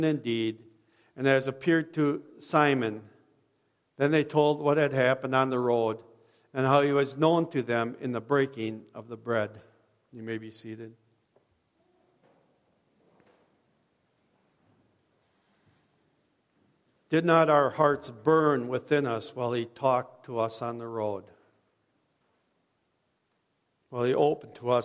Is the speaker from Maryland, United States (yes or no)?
no; Watertown, Wisconsin, United States; I was raised in Watertown